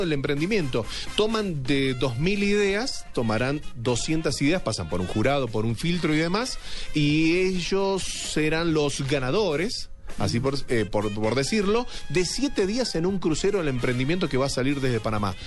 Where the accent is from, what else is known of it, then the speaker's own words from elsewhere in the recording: Argentina; now in Colombia; soy argentino